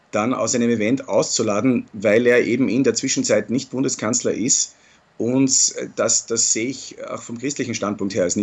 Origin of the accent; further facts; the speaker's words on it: Austria; Ich bin aber hier nicht nur als Pfingstlervertreter, sondern als Österreicher und da muss ich die Kultur respektieren, die, in der wir leben.